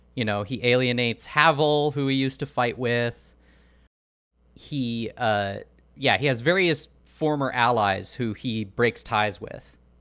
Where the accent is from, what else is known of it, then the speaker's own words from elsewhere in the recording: Portland, Oregon, United States; I'm from Portland, Oregon